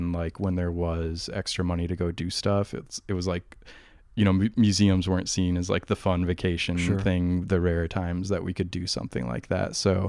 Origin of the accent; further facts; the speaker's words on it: Iowa, United States; No, I'm from Iowa, right on the Iowa-Illinois border on the Mississippi.